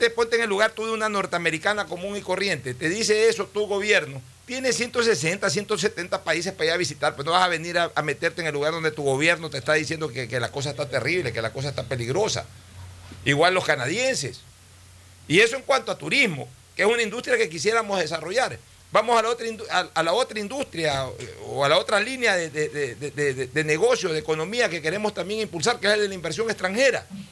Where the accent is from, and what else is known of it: Ecuador